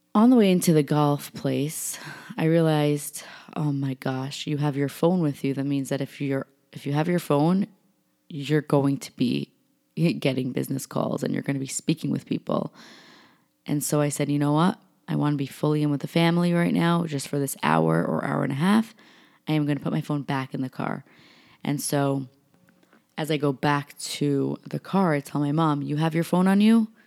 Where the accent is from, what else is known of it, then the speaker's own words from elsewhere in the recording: New York, United States; I'm from New York.